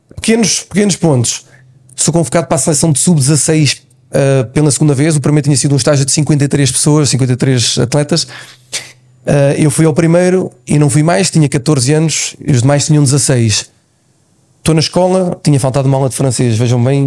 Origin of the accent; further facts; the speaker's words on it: Cascais, Lisbon, Portugal; Eu resido no mesmo local onde, onde nasci